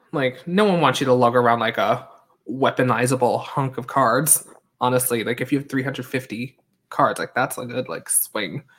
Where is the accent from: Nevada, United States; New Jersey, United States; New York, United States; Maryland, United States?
New York, United States; Long Island; also born or lived in Hong Kong; I was born in Hong Kong. I grew up on Long Island, right next to New York City